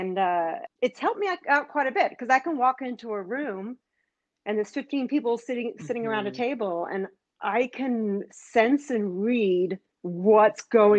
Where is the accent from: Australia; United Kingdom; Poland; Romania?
Australia; also born or lived in Israel / Canada; now in United States; So I grew up in Australia and I grew up in Israel.